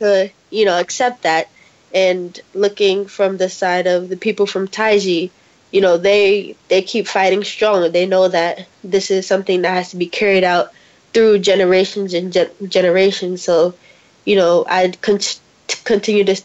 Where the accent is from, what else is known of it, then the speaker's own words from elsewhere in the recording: United States; I am American, I'm from America.